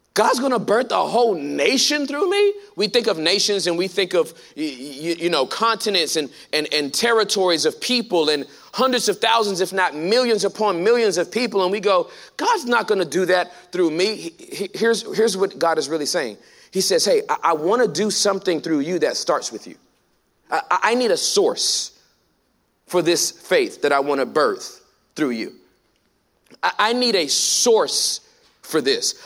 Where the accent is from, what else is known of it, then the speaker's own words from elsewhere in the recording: California, United States; now in Texas, United States; I'm from California, born and raised.